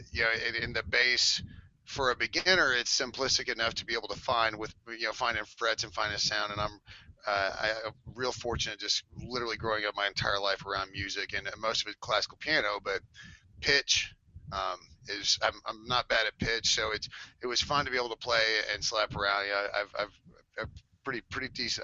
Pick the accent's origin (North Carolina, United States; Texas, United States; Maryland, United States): Texas, United States; I was growing up in Texas